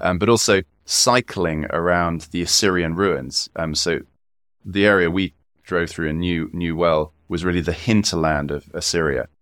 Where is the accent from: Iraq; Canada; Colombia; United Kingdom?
United Kingdom; South Wiltshire, South West England; also born or lived in Kurdistan; now in Oxford, United Kingdom; I grew up in South Wiltshire